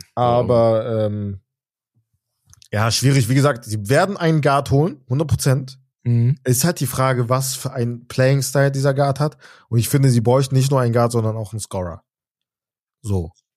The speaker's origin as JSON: {"language": "German", "country": "Germany", "said": "wir sind in Deutschland, wir sind Deutsche"}